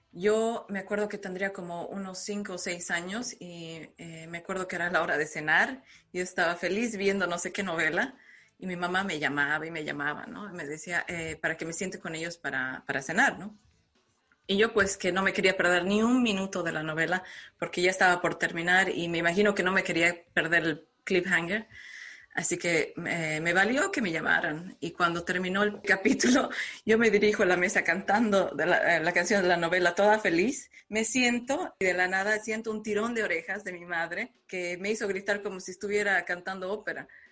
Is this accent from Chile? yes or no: no; La Paz, Bolivia; now in Ireland; yo soy de La Paz, Bolivia, entonces eh, mi, ciudad es un poco más fría